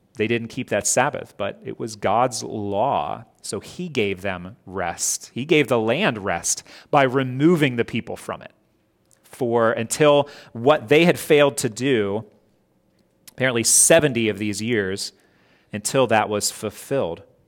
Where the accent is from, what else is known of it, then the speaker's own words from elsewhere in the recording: Scott Depot, West Virginia, United States; I grew up in Scott Depot. We would drive to Cross Lanes, went to school there